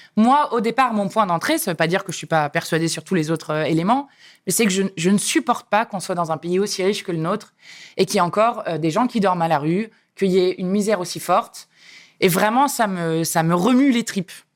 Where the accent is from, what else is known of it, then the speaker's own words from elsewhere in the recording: Saint-Pryvé-Saint-Mesmin, Centre-Val de Loire, France; moved away; also born or lived in Paris / Grigny; J'habitais dans le Loiret, dans un bled que personne ne connaît, euh, de 4000 habitants, qui s'appelle Saint-Privé-Saint-Mémin.